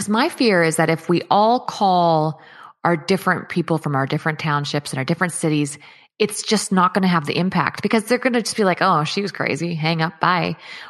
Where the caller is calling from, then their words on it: Chilliwack, British Columbia, Canada; I'm in British Columbia in Chilliwack.